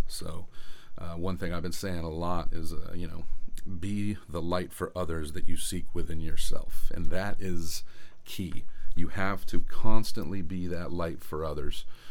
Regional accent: Tampa, Florida, United States; I was born in Tampa, Florida

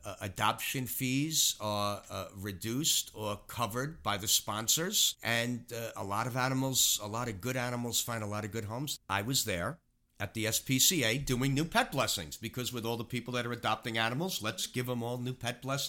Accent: Queens, New York, United States; I grew up in apartments in Queens. We were never able to have dogs.

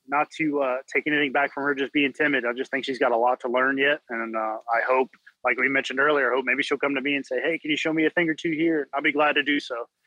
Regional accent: Louisiana, United States; I'm from Louisiana

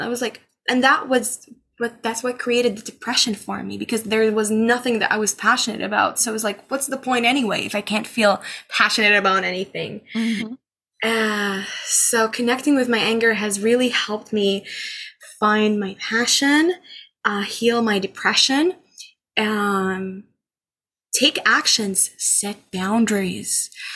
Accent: Amman, Amman Governorate, Jordan; moved away as an adult; now in Canada; I was born and raised in Amman, Jordan

